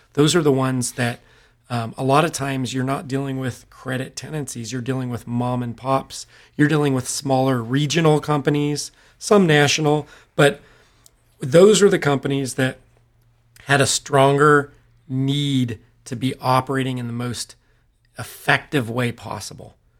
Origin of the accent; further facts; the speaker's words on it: Modesto, California, United States; We, uh, were both born and raised in Modesto, California, um, Central Valley of California